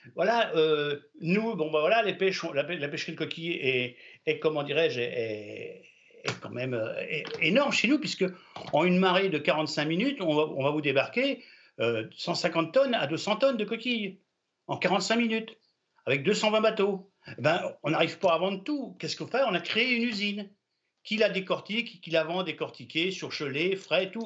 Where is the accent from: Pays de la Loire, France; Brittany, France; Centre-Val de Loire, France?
Brittany, France; je suis breton, fier d'être breton, je défends ma nationalité bretonne